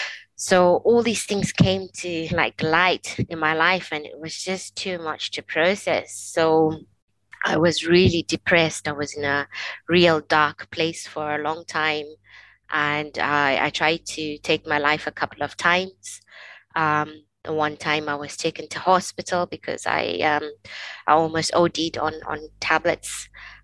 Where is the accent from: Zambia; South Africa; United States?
Zambia; now in Scotland; I was born and raised in Africa, in a country called Zambia